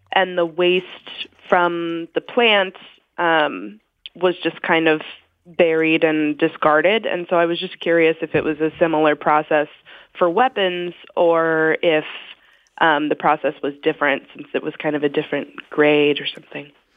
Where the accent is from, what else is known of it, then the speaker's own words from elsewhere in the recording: Missouri, United States; I grew up in Missouri